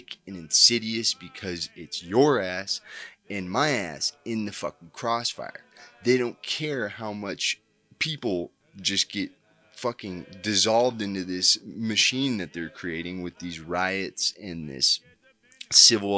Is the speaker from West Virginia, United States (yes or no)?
no; Colorado, United States; my home state of Colorado